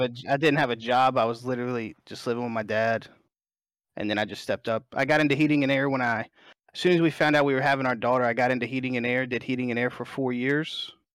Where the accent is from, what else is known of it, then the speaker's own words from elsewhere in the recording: Alabama, United States; I'm born and raised in Alabama. I'm a Southern guy